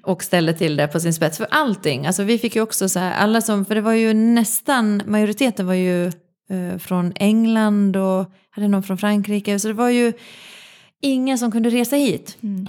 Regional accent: Finland; moved away; jag växte upp i Finland

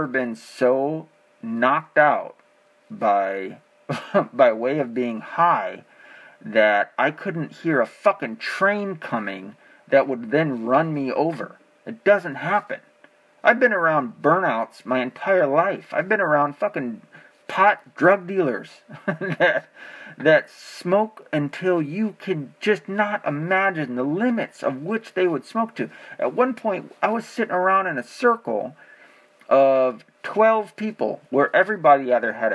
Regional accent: Arkansas, United States; I was born in Arkansas.

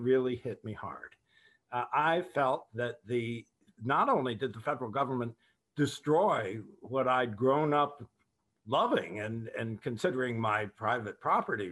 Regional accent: Cincinnati, Ohio, United States; when I was growing up in Cincinnati

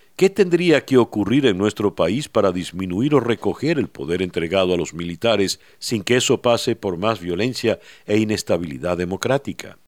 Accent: Venezuela; como venezolano

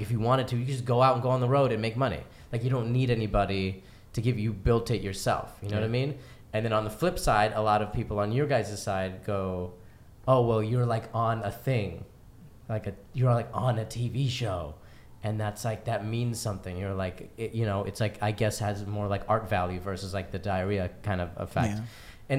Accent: Chicago, Illinois, United States; It's like I came from Chicago and I was doing stand-up.

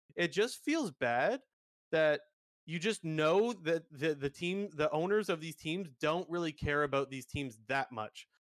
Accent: Toronto, Ontario, Canada; I'm from the Toronto area.

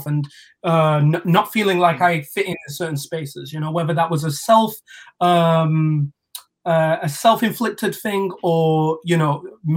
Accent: Sheffield, Yorkshire and the Humber, United Kingdom; Sheffield, that's my home

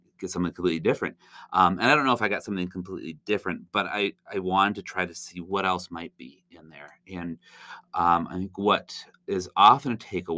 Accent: Zeeland, Michigan, United States; also born or lived in southern Indiana; I grew up here in Zeeland in the RCA.

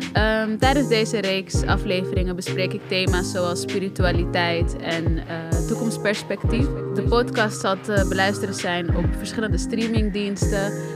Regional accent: Amsterdam, North Holland, Netherlands; ik kom uit Amsterdam-Noord

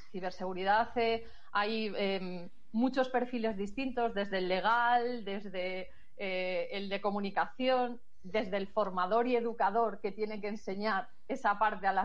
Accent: Galicia, Spain; como buena gallega, como buena gallega depende.

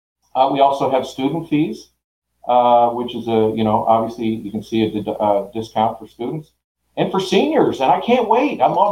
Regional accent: Canada; moved away as an adult; now in Oklahoma, United States; back in 1994 when I moved to Oklahoma from Canada.

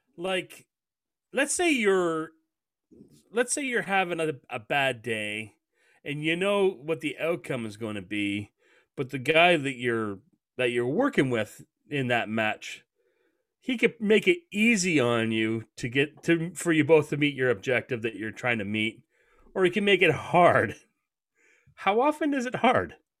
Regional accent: Canada; I'm a Canadian

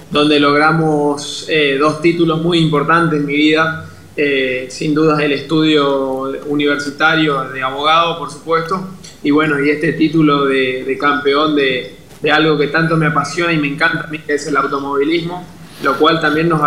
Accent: Puerto Iguazú, Misiones, Argentina; yo soy de Puerto Iguazú

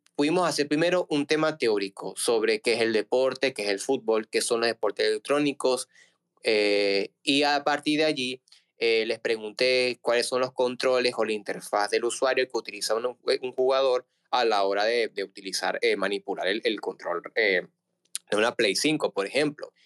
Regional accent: Margarita Island, Nueva Esparta, Venezuela; soy venezolano

